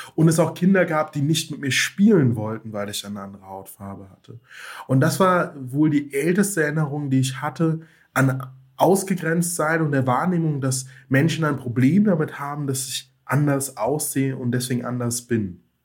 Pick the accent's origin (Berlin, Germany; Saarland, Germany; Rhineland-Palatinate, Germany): Rhineland-Palatinate, Germany; also born or lived in Mainz; bin im ländlichen Raum aufgewachsen in Rheinland-Pfalz, habe dort zwischen den Weinbergen gespielt